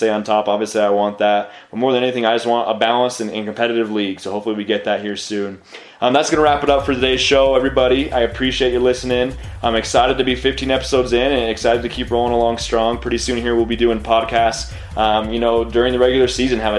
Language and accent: English; the West, United States; I was born and raised in the West. I've always lived in the West